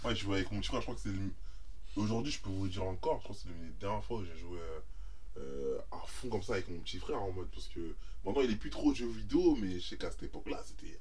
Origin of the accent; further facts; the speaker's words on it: France; nous, on est français